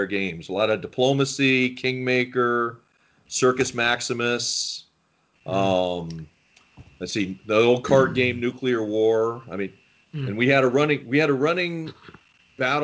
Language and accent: English; California, United States; also born or lived in Philadelphia, Pennsylvania / Kansas City / Los Angeles; My family moved out there during the aerospace boom in the late 60s